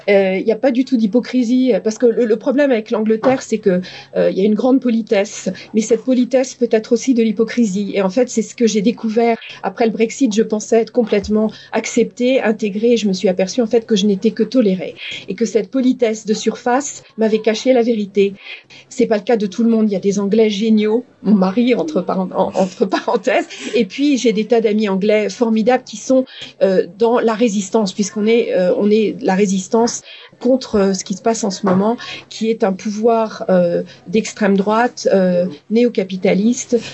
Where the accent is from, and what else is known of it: France; moved away as an adult; also born or lived in Grenoble, France / Dundee, Scotland; now in United Kingdom